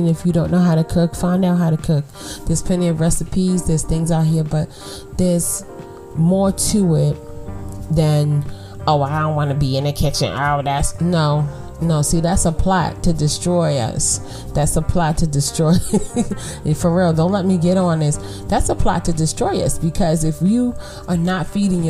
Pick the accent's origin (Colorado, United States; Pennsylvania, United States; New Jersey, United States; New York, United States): New York, United States; New York City; I'm from Brooklyn.